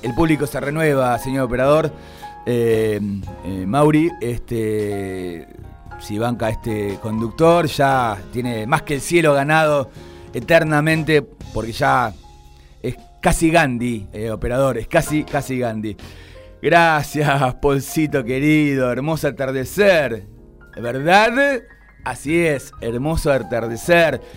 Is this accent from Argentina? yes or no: yes; Argentina